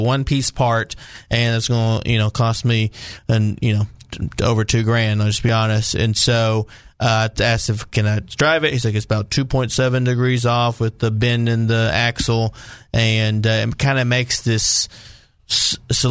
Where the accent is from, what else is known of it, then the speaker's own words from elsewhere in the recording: Benton, Arkansas, United States; I'm born and raised in Benton.